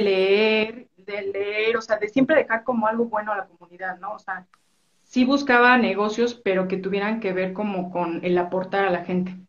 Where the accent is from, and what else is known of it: Mexico City, Mexico; born or raised there; also born or lived in Orizaba, Veracruz